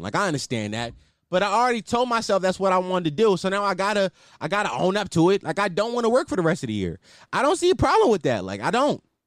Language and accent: English; Philadelphia, Pennsylvania, United States; I'm from Philadelphia, Pennsylvania, you know, two one five, uh, City of Brother Love, uh, West Stoke Lane to be exact, uptown